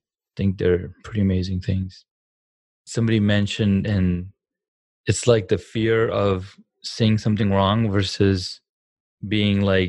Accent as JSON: {"language": "English", "country": "Saudi Arabia", "tie": "born or raised there", "moved": "as an adult", "lives_now": "United States", "said": "I grew up in Saudi Arabia."}